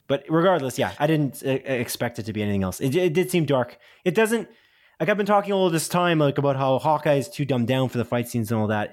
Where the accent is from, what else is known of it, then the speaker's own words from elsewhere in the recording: Canada; I'm a Canadian